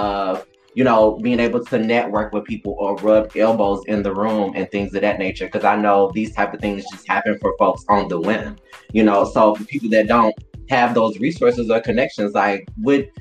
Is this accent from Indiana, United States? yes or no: no; Detroit, Michigan, United States; I'm from Detroit, Michigan. I'm from the hood.